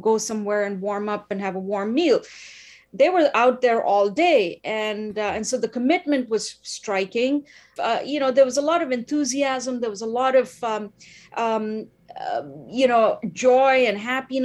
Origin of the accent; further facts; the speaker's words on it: India; now in Ottawa, Canada; I'm originally from India, the land of civil disobedience